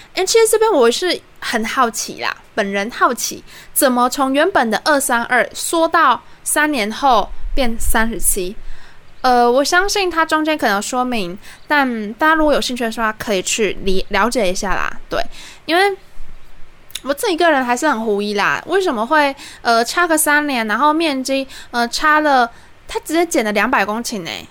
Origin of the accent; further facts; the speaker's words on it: southern Taiwan, Taiwan; 我们是南部人